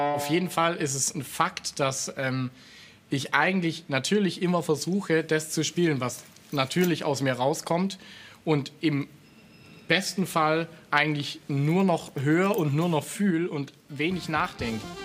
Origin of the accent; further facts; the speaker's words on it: Swabian Jura, Baden-Württemberg, Germany; meine Heimat, die Splendor of Nature, für, die, für den Albtrauf und so und die Schwäbische Alb